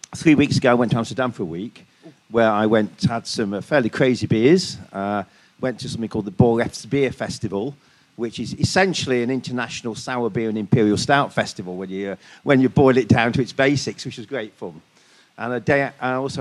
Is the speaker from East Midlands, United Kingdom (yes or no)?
yes; Newark, East Midlands, United Kingdom; moved away as an adult; also born or lived in Buxton; I used to go home to Newark, my hometown